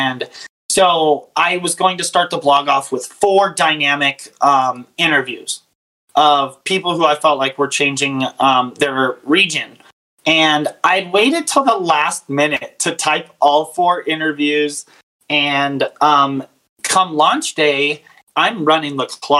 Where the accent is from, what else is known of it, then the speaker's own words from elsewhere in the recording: Arizona, United States; We grew up in Arizona